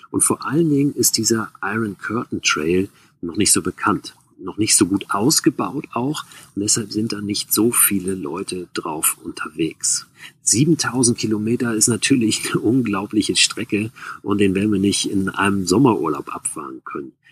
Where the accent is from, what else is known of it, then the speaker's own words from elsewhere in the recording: Schleswig-Holstein, Germany; Wir sind in Schleswig-Holstein groß geworden und sind mit den Rädern los, hatten kein Zelt dabei, haben einfach draußen geschlafen.